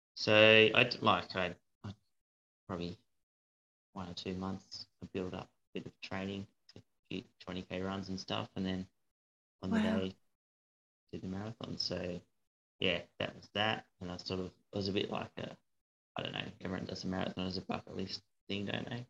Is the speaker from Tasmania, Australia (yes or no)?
yes; Hobart, Tasmania, Australia; also born or lived in Brisbane / North Queensland; I grew up in Hobart